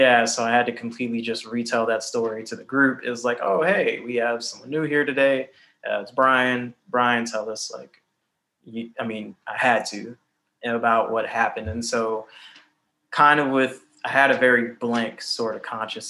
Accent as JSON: {"language": "English", "town": "Cleveland", "region": "Ohio", "country": "United States", "tie": "born or raised there", "moved": "as an adult", "lives_now": "New York City, United States", "said": "Cleveland, Ohio in the background, my hometown"}